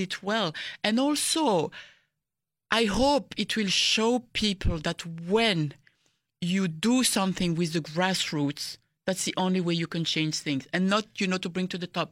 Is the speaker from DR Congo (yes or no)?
yes; DR Congo; people ask me, "Where are you from?" And then I say, "Congo."